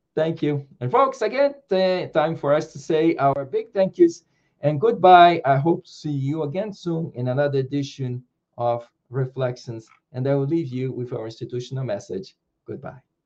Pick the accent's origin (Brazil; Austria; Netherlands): Brazil; I was born in Brazil